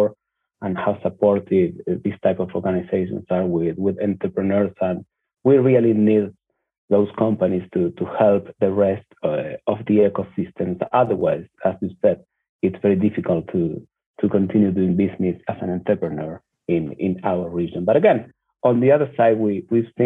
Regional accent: Argentina; I'm from Argentina

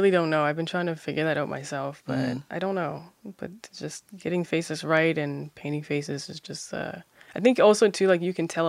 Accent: Halifax, Nova Scotia, Canada; I grew up in Halifax, but my entire maternal side of my family is from North Preston

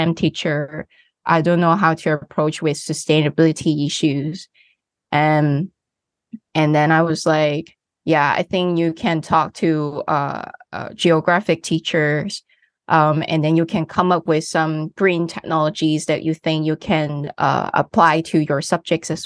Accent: Hong Kong; I come from Hong Kong. As a student, I study in a local school.

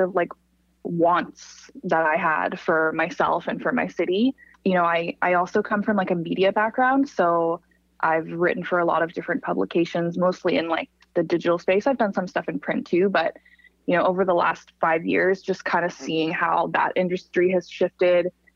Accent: Calgary, Alberta, Canada; now in Toronto, Canada; I'm from Calgary originally

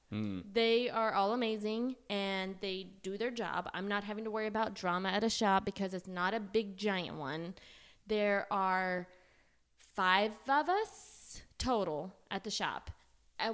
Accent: Oklahoma, United States; I'm from Oklahoma and I do hair

